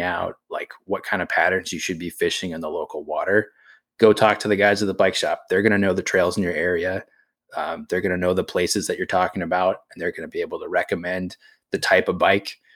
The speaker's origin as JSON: {"language": "English", "region": "New England", "country": "United States", "tie": "born or raised there", "said": "I grew up in New England"}